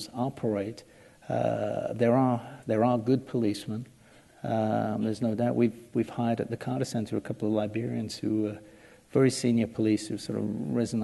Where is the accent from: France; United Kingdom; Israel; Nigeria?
United Kingdom; England; now in United States; as an Englishman